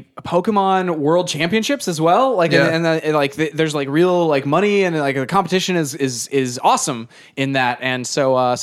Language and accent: English; Illinois, United States; we're from Illinois.